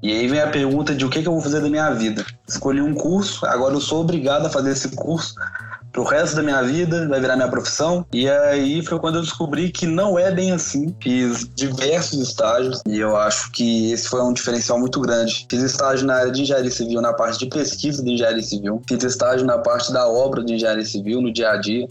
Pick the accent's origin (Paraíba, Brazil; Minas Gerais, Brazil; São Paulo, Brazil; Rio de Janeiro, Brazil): Minas Gerais, Brazil; sou mineiro